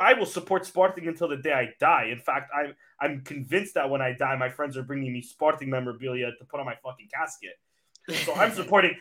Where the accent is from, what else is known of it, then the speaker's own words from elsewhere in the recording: Canada; I grew up here in Canada, so like my family is like few and far between